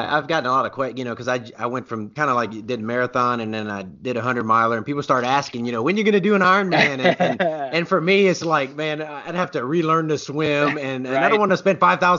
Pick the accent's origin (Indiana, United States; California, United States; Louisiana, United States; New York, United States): Louisiana, United States; now in Oklahoma, United States; and I'm from Louisiana and now live in Oklahoma, man.